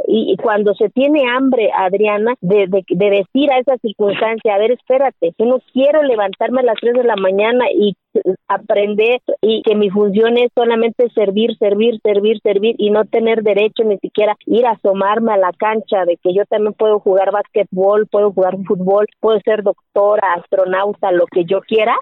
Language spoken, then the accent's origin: Spanish; Santa María Quiegolani, Oaxaca, Mexico; first language Zapotec; Spanish is a second language; moved away; soy mujer, que soy indígena y que soy de Kiegolani y que hablo mi lengua materna que es el zapoteco